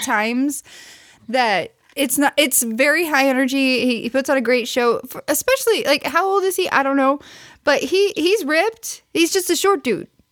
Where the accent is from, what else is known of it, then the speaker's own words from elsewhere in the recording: Missouri, United States; I'm from Missouri